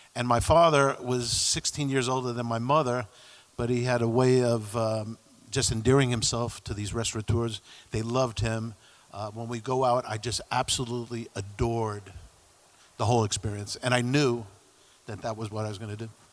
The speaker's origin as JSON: {"language": "English", "town": "New York City", "region": "New York", "country": "United States", "tie": "born or raised there", "said": "I grew up in New York City, uh, Peter Cooper Village, which is uh, the housing projects along the East River"}